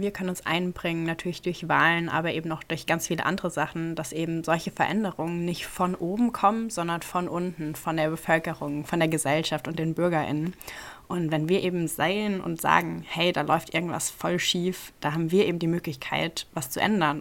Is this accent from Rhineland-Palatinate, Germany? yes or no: yes; Ludwigshafen, Rhineland-Palatinate, Germany; now in Mainz, Germany; Ich komme eigentlich schon immer aus Rheinland-Pfalz und bin auch immer noch hier. Äh, ursprünglich aus Ludwigshafen.